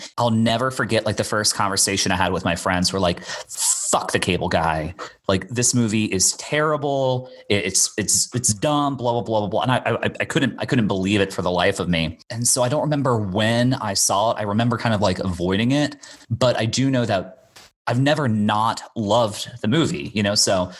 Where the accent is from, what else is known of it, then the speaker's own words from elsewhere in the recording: Bermuda; now in United States; I'm from Bermuda originally, and I would spend my summers in Bermuda, and then I'd fly back to the U.S. My mom lived in Florida, so I'd kind of go back and forth.